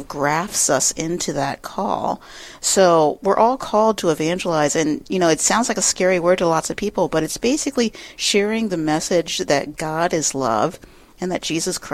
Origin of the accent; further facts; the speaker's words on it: the South, United States; now in Upper Midwest, United States; as a Southerner